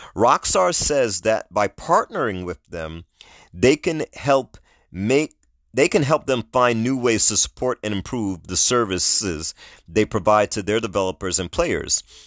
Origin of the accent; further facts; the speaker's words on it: New York, United States; moved away; I'm originally from New York. New York is a melting pot